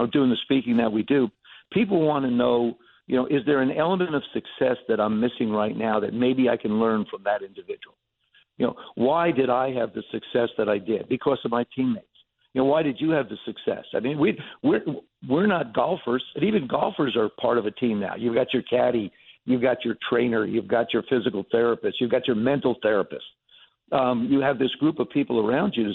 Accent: New Jersey, United States; growing up in Jersey

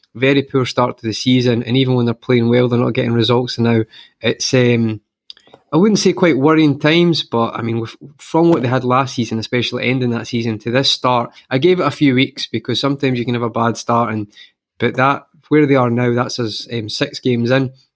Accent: Scotland, United Kingdom; I'm from Scotland

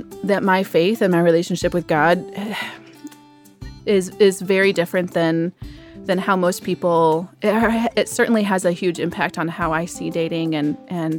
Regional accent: Michigan, United States; moved away as an adult; now in Nashville, United States; I'm originally from Michigan. I've been down here in Nashville about a year

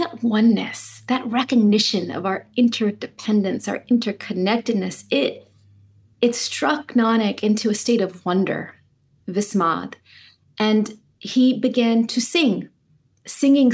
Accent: Clovis, California, United States; So I grew up on the farmland that my grandfather farmed in Clovis. My father was born on that land. I was born on that land.

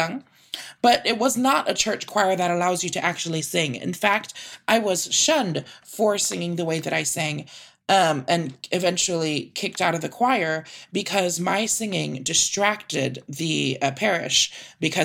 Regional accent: San Antonio, Texas, United States; that's where I'm born and raised

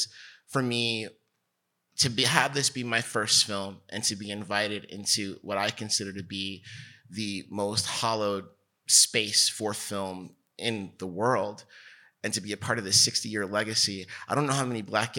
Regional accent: New Jersey, United States; I'm from New Jersey. I'm Bridge and Channel. For sure, you know, and I'm from the New York side of New Jersey, and we grew up

